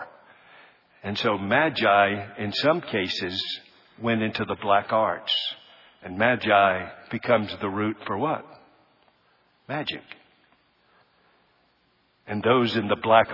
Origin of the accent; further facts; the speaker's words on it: United States